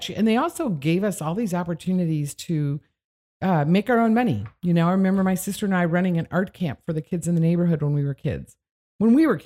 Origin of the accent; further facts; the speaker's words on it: Midwest, United States; I grew up in the Midwest from with parents that were uh, from the Depression.